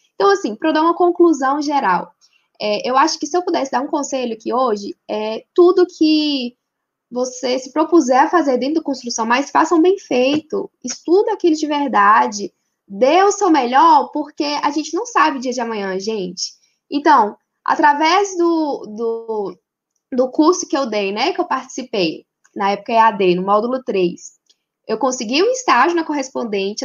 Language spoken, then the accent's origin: Portuguese; Nanuque, Minas Gerais, Brazil; eu estava na minha cidade, em Nanuque, eu sou de Nanuque